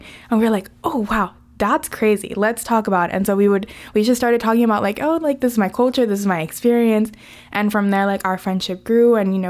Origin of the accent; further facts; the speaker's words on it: Venezuela; I had told her that I was from Venezuela.